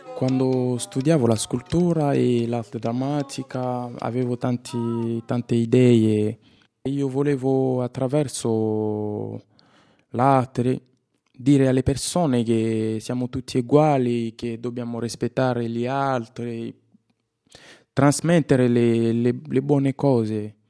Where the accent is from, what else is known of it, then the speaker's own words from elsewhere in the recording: DR Congo; Italian is a second language; moved away as an adult; also born or lived in Kinshasa; now in Italy; Vengo dalla Repubblica Democratica del Congo